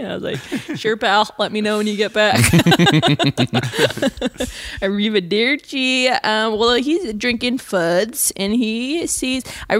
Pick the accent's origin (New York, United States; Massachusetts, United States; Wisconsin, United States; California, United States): Wisconsin, United States; now in Chicago, United States; I think I'm from Wisconsin in Chicago. We are very drinky states.